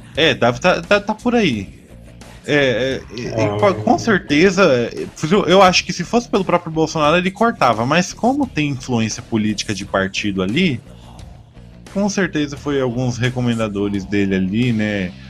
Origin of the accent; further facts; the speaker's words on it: Brazil; sou matogrossense aqui